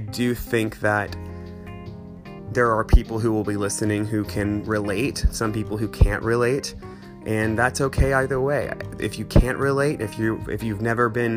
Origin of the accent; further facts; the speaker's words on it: Fayetteville, Arkansas, United States; moved away as an adult; also born or lived in Denver, Colorado / Los Angeles; I am from Fayetteville, Arkansas originally, but I've lived all over the place